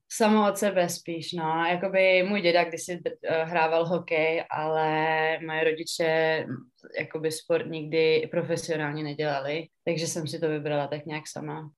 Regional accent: Pardubice, Pardubice Region, Czechia; moved away as an adult; also born or lived in United States; now in Finland; pocházím z Pardubic

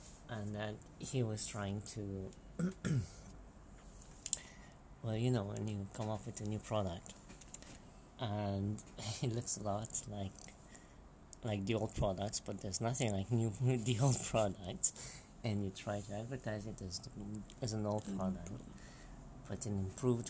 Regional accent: Romania; moved away as an adult; now in London, United Kingdom

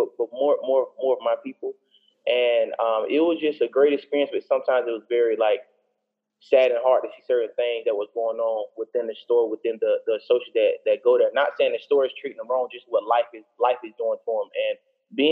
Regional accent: Tampa, Florida, United States; also born or lived in Jackson, Mississippi; I'm 27 years old from Tampa, Florida.

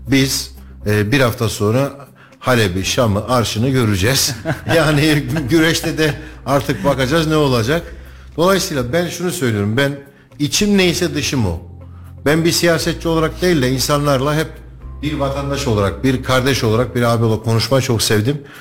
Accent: Kayseri, Kayseri Province, Turkey; 45 yıldır ben bu topraklarda büyüdüm. Bu toprakların sokaklarında büyüdüm.

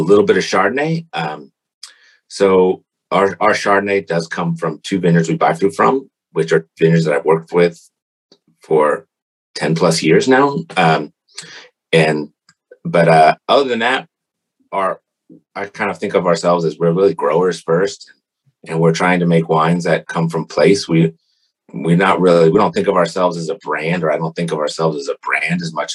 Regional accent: Atlanta, Georgia, United States; moved away as an adult; now in California, United States; I grew up just outside of Decatur. I'm from Atlanta, born and raised there

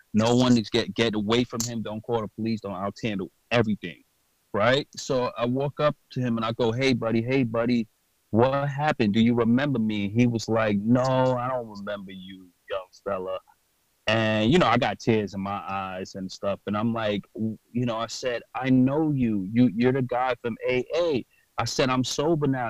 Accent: New York City, New York, United States; I'm from New York and Brooklyn

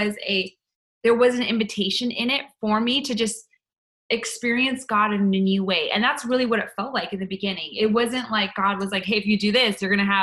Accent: Canada; moved away as an adult; now in United States; I was waiting for my green card, because I'm from Canada

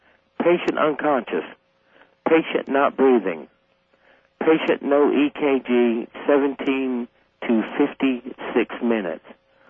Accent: Deep South, United States; And I figured if anyone would go to hell, it would be me, based on the nature of growing up in the Deep South.

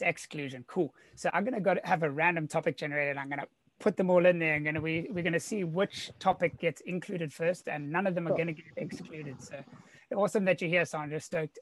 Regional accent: Cape Town, Western Cape, South Africa; now in San Diego, United States; born and raised in Cape Town, South Africa, now living in sunny San Diego, California

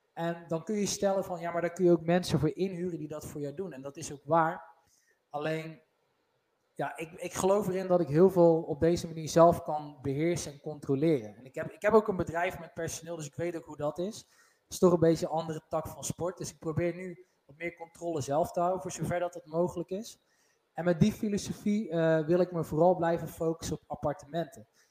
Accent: North Brabant, Netherlands; wij zijn Brabanders

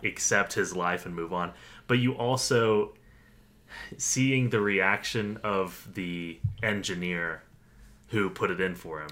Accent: United States; as an American viewer

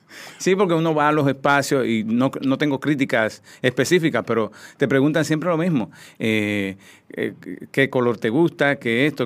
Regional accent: Cotuí, Sánchez Ramírez, Dominican Republic; moved away; also born or lived in Santo Domingo; yo soy un campesino, soy de Cotuí, soy de una familia muy humilde

